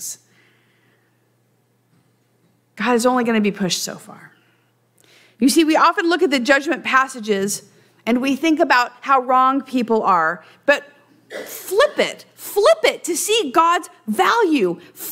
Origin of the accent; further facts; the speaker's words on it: Central Valley, California, United States; I'm from the Central Valley.